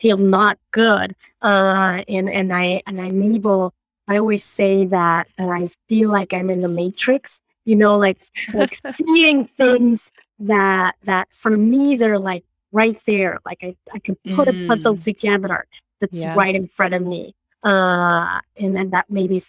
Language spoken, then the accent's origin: English; Mexico City, Mexico; moved away as an adult; now in Rhode Island, United States; I was born and raised in Mexico, in Mexico City.